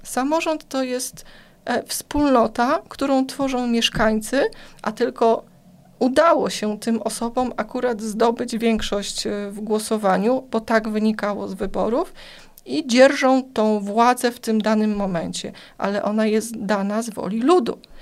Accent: Płock, Masovian Voivodeship, Poland

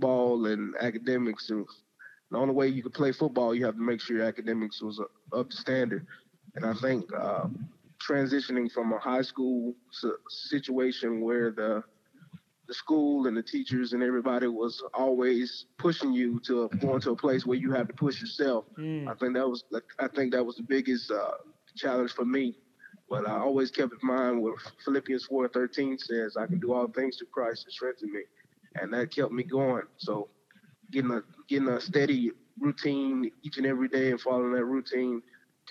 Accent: Selma, Alabama, United States; moved away as an adult; now in Iowa, United States; I grew up in Selma.

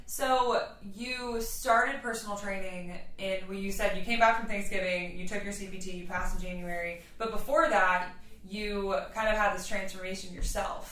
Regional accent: Louisiana, United States; moved away; I grew up in Louisiana.

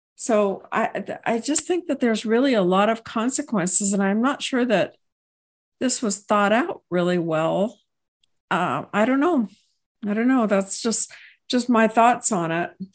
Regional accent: Texas, United States; I hail from Texas

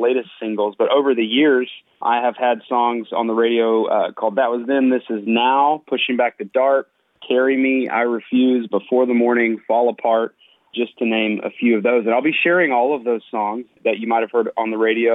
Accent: Lubbock, Texas, United States; now in Nashville, United States; I grew up in Lubbock, Texas, and my dad is still a pastor there

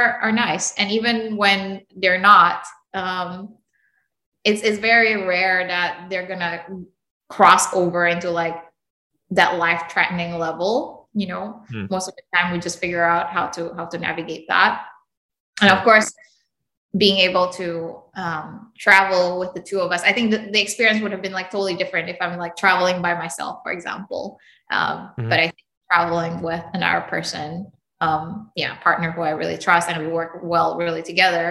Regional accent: Indonesia; moved away; also born or lived in United States; I grew up in Indonesia and then the US, and then now here

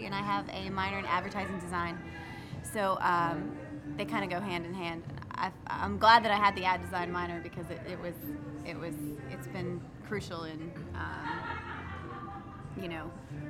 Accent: Townsend, Delaware, United States; accent: northern; moved away; also born or lived in Savannah, Georgia / New York City; I grew up in a small town, kind of like Rock Hill. Where's that? Townsend, Delaware.

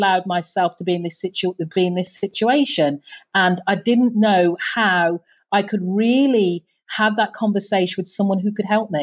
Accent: Birmingham, West Midlands, United Kingdom; now in Antigua; I grew up, as you can tell by my accent, I grew up in the UK. I'm UK born. Mm-hmm. So I grew up in the UK's second largest city.

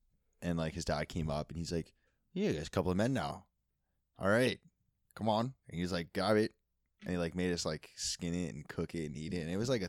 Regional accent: Petawawa, Ontario, Canada; Yeah, we grew up in Petawawa. I mean, like, it was like a fucking military little outpost. There's a lot of woods.

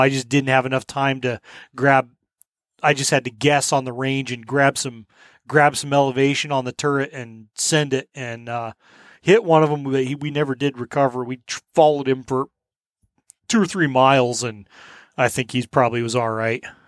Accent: Colorado, United States; when I grew up coyote hunting in Colorado

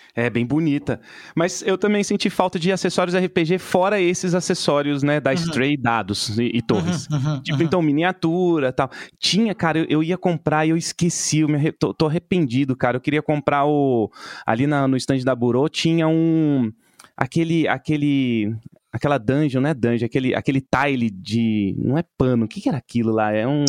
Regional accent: São Paulo, Brazil; eu sou de São Paulo

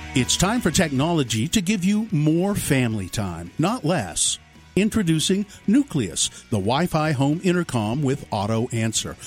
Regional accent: Utah, United States; I grew up here in Utah

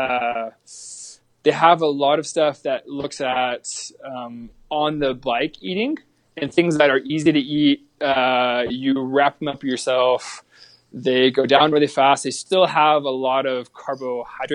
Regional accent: the South, United States; I'm from the South

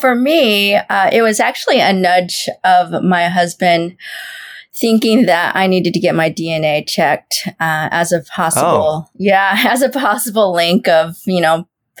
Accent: Portland, United States; I'm from the Portland area.

